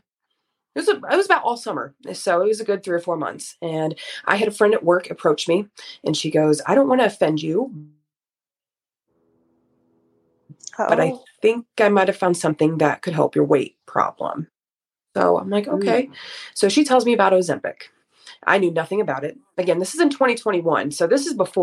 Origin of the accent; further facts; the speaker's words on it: Fort Wayne, Indiana, United States; I'm 31 years old and I am from Fort Wayne, Indiana.